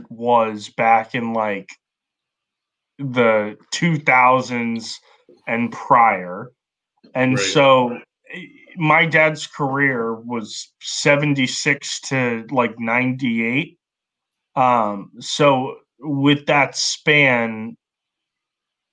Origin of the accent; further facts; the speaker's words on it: Massachusetts, United States; where I grew up in Massachusetts, people treat people pretty normal around here